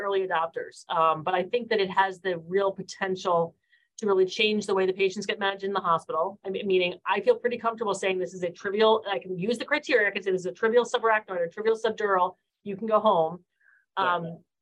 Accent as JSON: {"language": "English", "region": "East Coast", "country": "United States", "tie": "born or raised there", "also_born_or_lived": "San Francisco, United States", "lives_now": "Baltimore, United States", "said": "I grew up on the East Coast"}